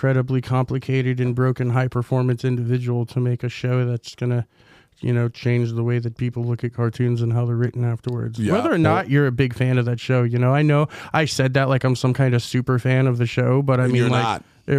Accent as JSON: {"language": "English", "region": "Wisconsin", "country": "United States", "said": "I'm from Wisconsin, okay?"}